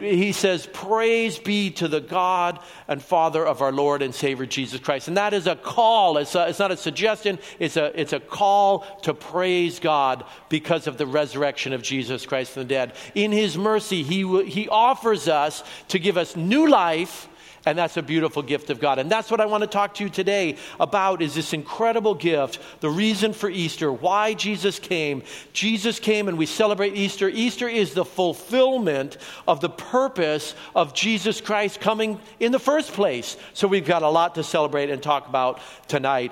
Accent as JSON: {"language": "English", "country": "Colombia", "tie": "born or raised there", "moved": "yes", "lives_now": "Oregon, United States", "said": "I was born in Colombia."}